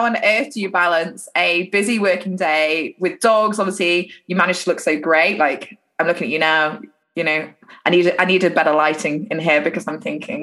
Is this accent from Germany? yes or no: no; United Kingdom